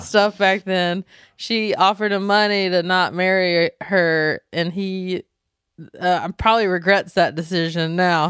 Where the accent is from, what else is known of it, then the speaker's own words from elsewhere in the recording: Belmont, North Carolina, United States; moved away; we're from North Carolina, from a small town called Belmont